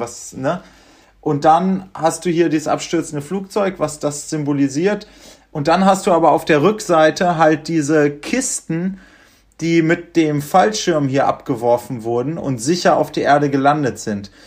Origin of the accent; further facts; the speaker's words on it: Göttingen, Lower Saxony, Germany; now in Berlin, Germany; wir kommen ja aus Göttingen